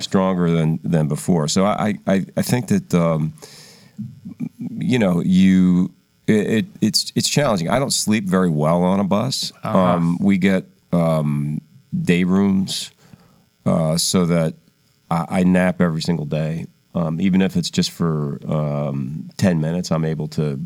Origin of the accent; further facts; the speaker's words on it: Philadelphia, Pennsylvania, United States; we grew up in Philadelphia.